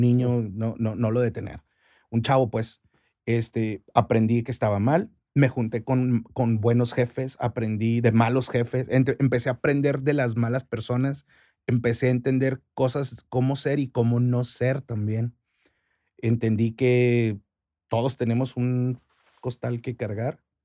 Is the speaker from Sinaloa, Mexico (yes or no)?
no; Chihuahua, Mexico; also born or lived in Cuauhtémoc, Chihuahua; soy chihuahuense 100% hasta, el, hasta la raíz